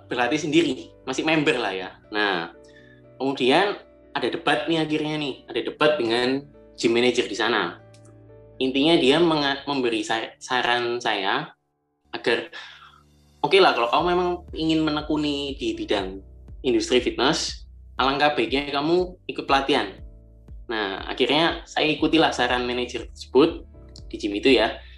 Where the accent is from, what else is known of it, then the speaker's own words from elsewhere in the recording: Malang, East Java, Indonesia; Uh, saya asal Malang dan sekarang juga tinggal di Malang.